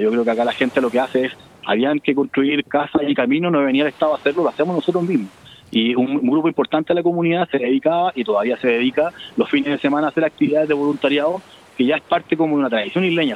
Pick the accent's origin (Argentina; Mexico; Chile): Chile; somos chilenos